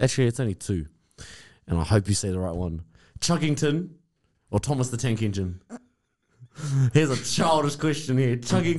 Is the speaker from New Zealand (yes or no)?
yes; Levin, Manawatū-Whanganui, New Zealand; I'm from Levin, bro.